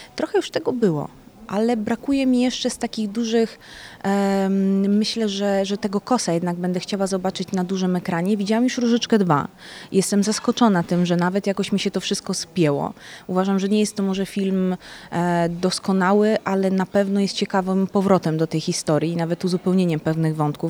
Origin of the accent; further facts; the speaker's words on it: Jelenia Góra, Lower Silesian Voivodeship, Poland; moved away as an adult; also born or lived in Italy; now in Łódź, Poland; Nie jestem z Łodzi de facto, jestem z Włoch i Jeleniej Góry